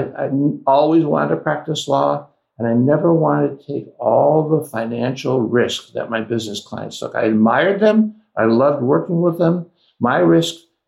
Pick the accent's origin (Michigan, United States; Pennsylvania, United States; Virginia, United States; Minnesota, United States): Michigan, United States; Flint; also born or lived in Detroit, Michigan; I was born in Detroit. I lived in Detroit until I was 10, and then we moved to Flint.